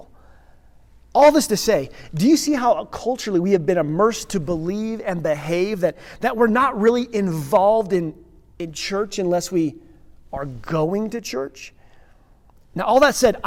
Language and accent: English; Redstone, Colorado, United States; Pastor's kid growing up in Redstone